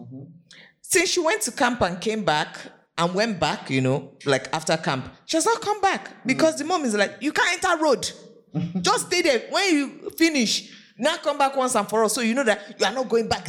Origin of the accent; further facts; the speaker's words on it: Lagos, Nigeria; I grew up in Lagos.